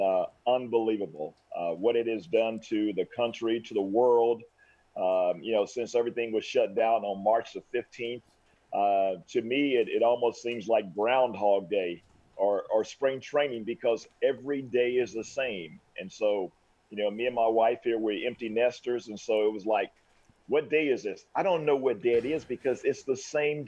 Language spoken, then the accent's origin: English; Oklahoma City, Oklahoma, United States; moved away as an adult; now in Leawood, United States; I grew up in Oklahoma City, but living here in Kansas City, Leawood, Kansas, since 1986